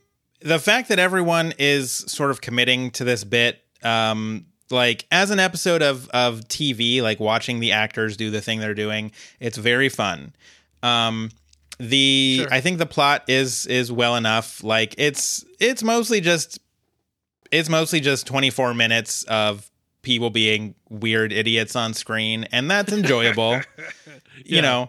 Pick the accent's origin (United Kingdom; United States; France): United Kingdom; And I'm also British, so I can't really comment on how this fit into the American views on queerness at the time.